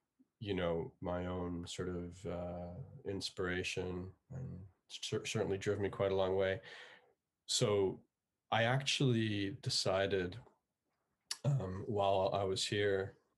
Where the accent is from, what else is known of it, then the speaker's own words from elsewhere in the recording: Scotland, United Kingdom; born there; also born or lived in Canada; now in Belfast, United Kingdom; I was born in Scotland and, I've lived in Canada at different points in my life.